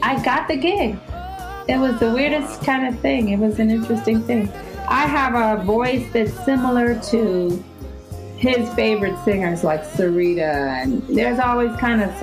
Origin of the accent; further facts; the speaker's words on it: St. Louis, Missouri, United States; now in Los Angeles, United States; I'm from St. Louis, Missouri originally. I live in Los Angeles now.